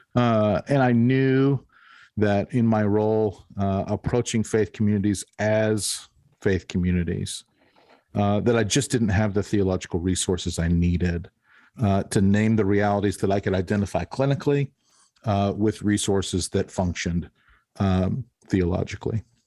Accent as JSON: {"language": "English", "town": "Denver", "region": "Colorado", "country": "United States", "tie": "born or raised there", "said": "this was in Colorado. I grew up in Denver."}